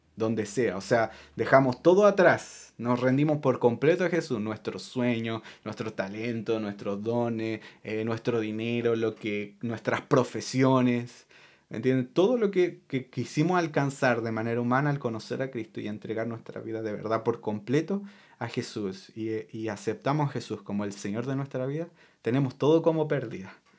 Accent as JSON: {"language": "Spanish", "country": "Chile", "tie": "born or raised there", "moved": "yes", "said": "yo puedo ser chileno porque yo nací en Chile"}